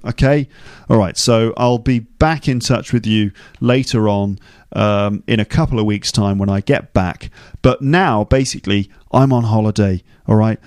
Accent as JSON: {"language": "English", "region": "England", "country": "United Kingdom", "said": "I'm too white, I'm too English"}